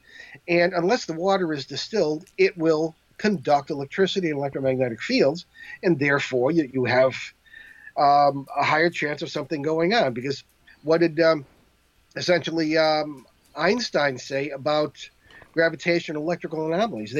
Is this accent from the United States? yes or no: yes; New England, United States; I'm from New England